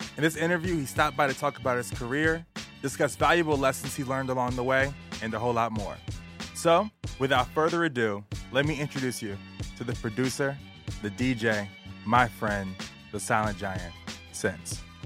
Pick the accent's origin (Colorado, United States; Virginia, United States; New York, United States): Virginia, United States; I'm right from Virginia